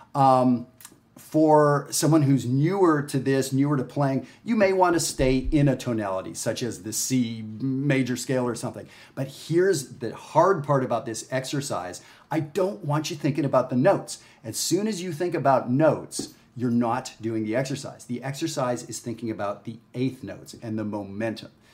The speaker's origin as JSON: {"language": "English", "country": "Canada", "also_born_or_lived": "Texas", "moved": "yes", "said": "I'm Canadian"}